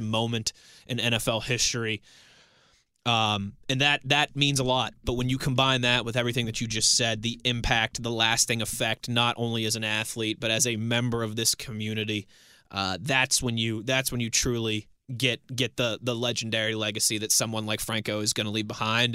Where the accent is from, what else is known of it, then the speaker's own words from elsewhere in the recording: Pittsburgh, Pennsylvania, United States; also born or lived in Ohio / Philadelphia; I was born and raised here in Western Pennsylvania. I was born at Allegheny General Hospital